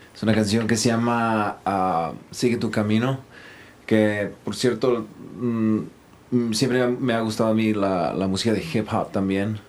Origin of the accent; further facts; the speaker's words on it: Los Angeles, California, United States; yo fui criado en Watts, que por cierto no tiene muy buena reputación a esa área